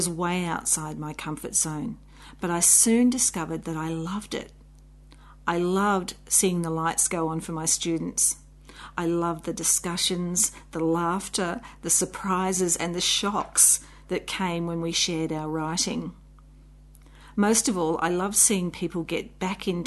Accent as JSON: {"language": "English", "country": "Australia", "said": "I'm an Australian children's author."}